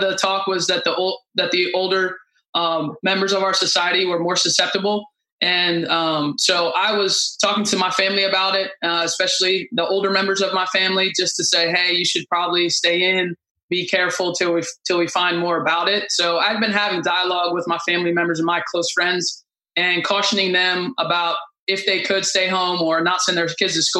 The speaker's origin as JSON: {"language": "English", "town": "Alexandria", "region": "Virginia", "country": "United States", "tie": "born or raised there", "also_born_or_lived": "Boston", "said": "I'm from the DC area. I grew up in Alexandria."}